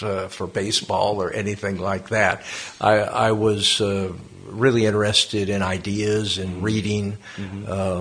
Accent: Lexington, Massachusetts, United States; moved away as an adult; also born or lived in Switzerland / Canada / Kenya; I grew up in Lexington, Massachusetts, not too far from here

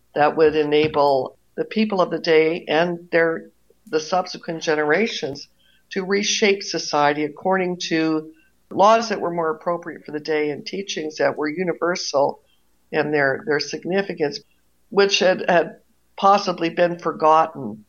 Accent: Toronto, Ontario, Canada; moved away as an adult; now in Maine, United States; I grew up in Toronto

